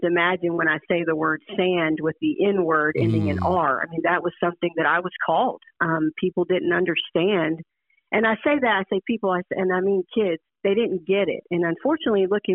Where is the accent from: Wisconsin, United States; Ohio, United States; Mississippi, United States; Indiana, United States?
Mississippi, United States; Oxford; Born and raised, starting up in Oxford, I learned to walk in the Grove. I mean, Ole Miss is home